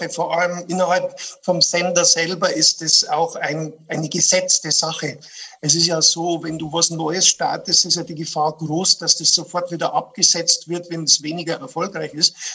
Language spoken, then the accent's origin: German; Bavaria, Germany; Also äh, das Paradevorbild, das man als bayerischer Kabarettist natürlich hat, ist, ist Gerhard Polt.